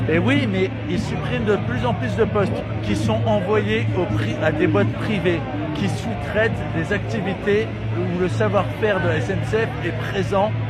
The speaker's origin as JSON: {"language": "French", "town": "Beaumont-sur-Oise", "region": "Île-de-France", "country": "France", "said": "Moi je viens de Beaumont-sur-Oise, je vais vous dire je viens de Beaumont-sur-Oise."}